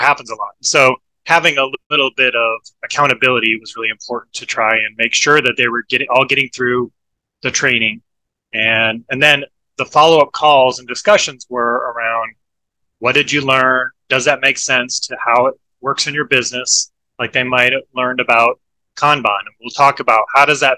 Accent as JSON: {"language": "English", "region": "Iowa", "country": "United States", "tie": "born or raised there", "also_born_or_lived": "Portland, Oregon", "moved": "as an adult", "lives_now": "Florida, United States", "said": "I grew up in Iowa"}